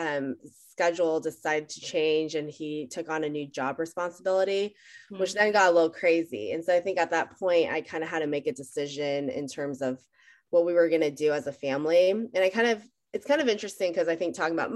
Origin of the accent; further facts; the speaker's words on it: Bay Area, California, United States; also born or lived in San Jose / Los Altos; I am the person that either loves or just the boring person that never left the Bay Area. I was born in San Jose